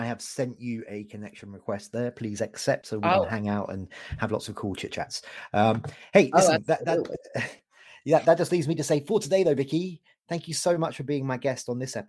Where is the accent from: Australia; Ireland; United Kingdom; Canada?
Canada; It was a bit too hot for me, I've got to tell you, as a Canadian